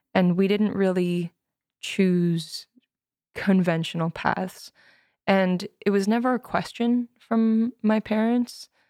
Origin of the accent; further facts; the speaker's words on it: Edmonton, Alberta, Canada; moved away as an adult; also born or lived in Victoria / Vancouver; now in Toronto, Canada; I grew up in Edmonton, then I moved to Van, or to Victoria for college